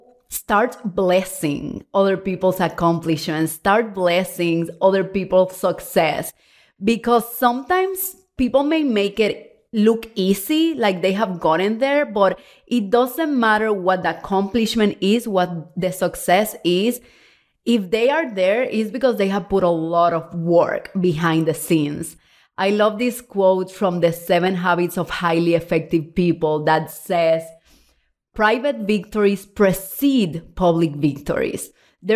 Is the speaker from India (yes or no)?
no; Cuba; now in Puerto Rico; I'm originally from Cuba, if you don't know me well, of course. And then from Cuba, we moved to Mexico City and then Puerto Rico. And we lived there for 12 years.